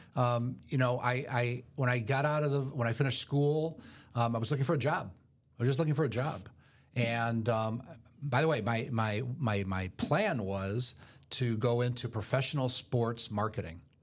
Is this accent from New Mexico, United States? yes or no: no; Detroit, Michigan, United States; moved away; I'm originally from Detroit